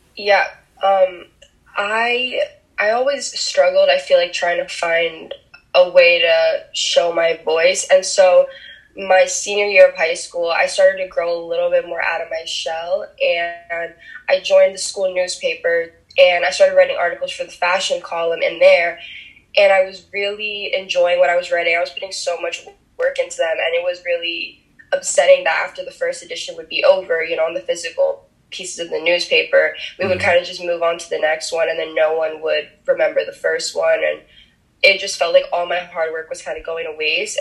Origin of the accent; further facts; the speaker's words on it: New Jersey, United States; first language Spanish; English is a second language; I was actually born and raised in New Jersey, and I still live here to this day in a really small town